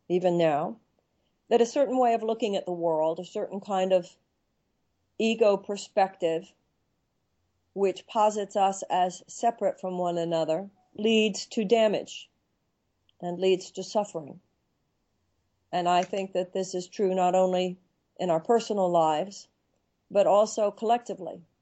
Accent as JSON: {"language": "English", "country": "United States", "said": "well, I'm an American woman and I write books."}